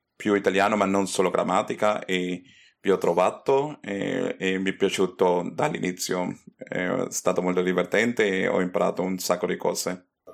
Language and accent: Italian; Caracas, Capital District, Venezuela; Italian is a second language; now in Germany; io sono nato a Caracas in Venezuela